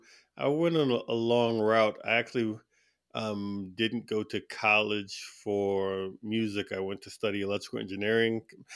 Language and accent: English; East Coast, United States; now in Tucson, United States; Well, I'm from all over, but I'm from the East Coast of the U.S. originally. But I'm currently based in Tucson, Arizona